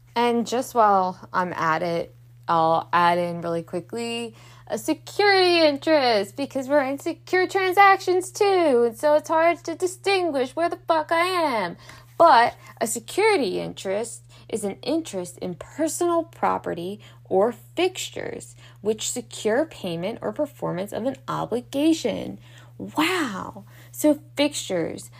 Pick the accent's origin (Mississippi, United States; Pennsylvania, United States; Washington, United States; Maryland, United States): Maryland, United States; Baltimore; I'm from Baltimore, whether we don't know how to pronounce T's apparently